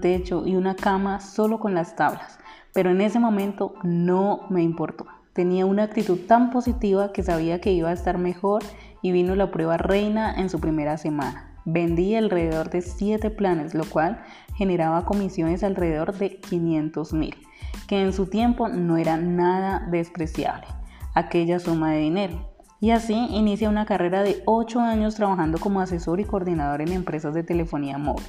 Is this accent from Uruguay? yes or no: no; Popayán, Cauca, Colombia; also born or lived in Cali; decidí salir de Cali y devolverme a la ciudad natal a mi ciudad natal, Popayán